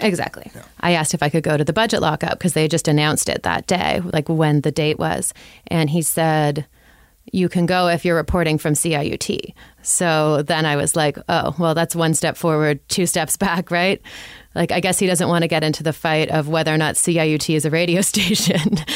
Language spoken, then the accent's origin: English; Toronto, Ontario, Canada; also born or lived in Ottawa; I'm from Toronto.